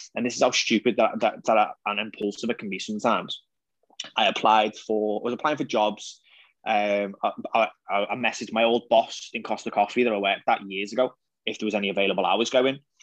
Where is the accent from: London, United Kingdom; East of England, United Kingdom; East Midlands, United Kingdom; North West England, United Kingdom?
North West England, United Kingdom; the Wirral; I'm from the Wirral